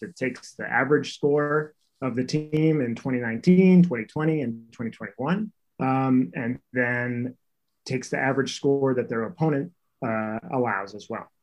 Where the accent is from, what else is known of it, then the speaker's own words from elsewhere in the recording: North Carolina, United States; we grew up in North Carolina, so we played in North Carolina all through high school and college